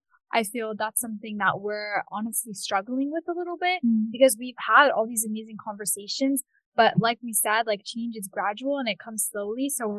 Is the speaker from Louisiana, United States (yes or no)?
no; Cambridge, Massachusetts, United States; I was born in Cambridge. I've lived in Cambridge until now. And I've really much seen the city inside and out.